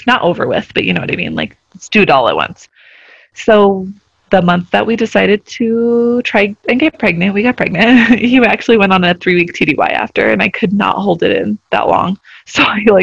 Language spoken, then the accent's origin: English; Albuquerque, New Mexico, United States; moved away as an adult; also born or lived in Germany; I actually grew up in New Mexico. I grew up in the Albuquerque area